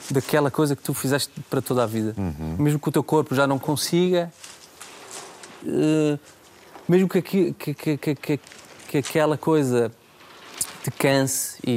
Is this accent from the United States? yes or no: no; Germany; born there; Os meus avós uh, foram, emigraram para a Alemanha, eu, eu já nasci na Alemanha, um, ah, e, e, depois voltaram.